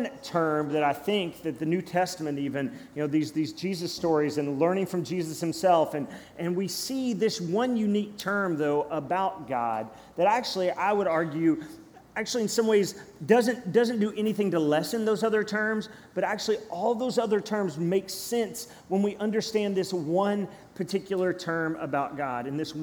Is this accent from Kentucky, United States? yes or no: yes; Cynthiana, Kentucky, United States; I grew up in Cynthiana, Kentucky, Harrison County